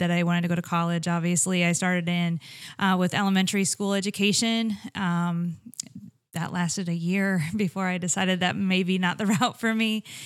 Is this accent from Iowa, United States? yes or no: yes; Iowa, United States; moved away as an adult; I grew up in Iowa, born and raised.